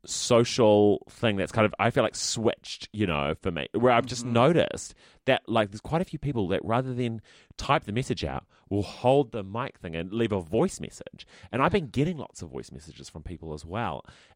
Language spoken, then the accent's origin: English; Texas, United States; I'll say everything I like because I'm from Texas.